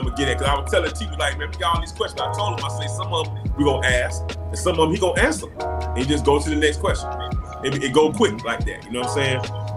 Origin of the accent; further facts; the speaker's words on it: Miami, Florida, United States; moved away; I'm from Carroll City